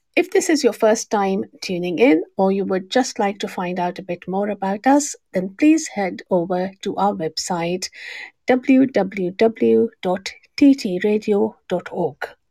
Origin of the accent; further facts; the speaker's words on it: Pakistan; I'm from Pakistan as well.